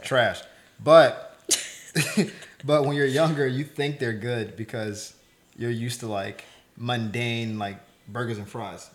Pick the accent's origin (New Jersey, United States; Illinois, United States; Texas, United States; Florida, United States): Florida, United States; moved away as an adult; now in Los Angeles, United States; I'm from Florida